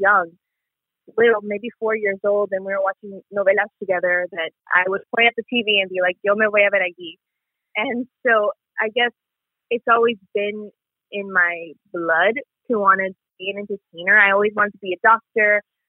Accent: San Antonio, Texas, United States; also born or lived in El Paso, Texas; I'm originally from El Paso, Texas, and then I moved to San Antonio, Texas, when I was around 6 years old

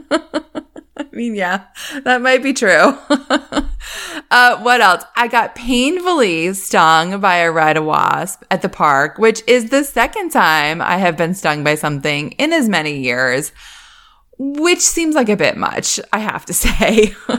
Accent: Northeast, United States; moved away; I grew up in the Northeast

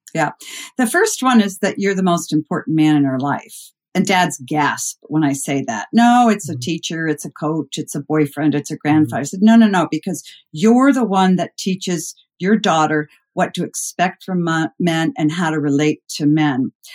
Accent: Concord, Massachusetts, United States; moved away as an adult; also born or lived in Midwest; I grew up uh, outside of Boston in a very mm-hmm. historic mm-hmm. place called Concord, Mass

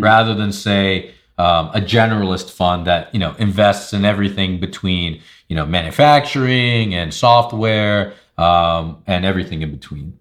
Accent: Long Island, New York, United States; moved away; I'm originally from Long Island, New York

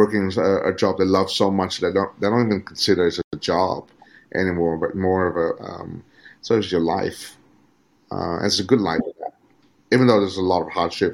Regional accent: Australia; moved away as an adult; now in Vietnam; to be educated under the Australian system

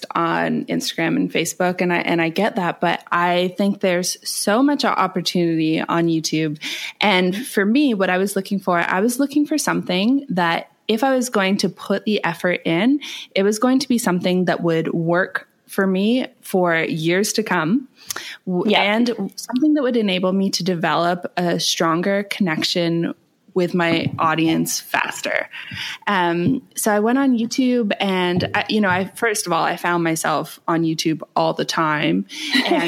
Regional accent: Canada; moved away as an adult; now in Bali, Indonesia; I'm from Canada.

